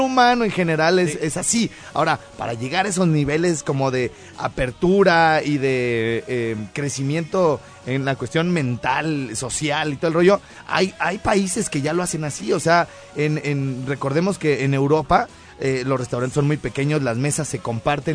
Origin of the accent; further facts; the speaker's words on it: Mexico; uno que es de México